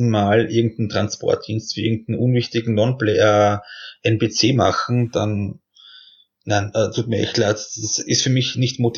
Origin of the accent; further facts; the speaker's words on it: Austria; Ich meine, als Österreicher tut man sich halt ein bisschen schwer, so aus diesem kleinen Land herauszukommen.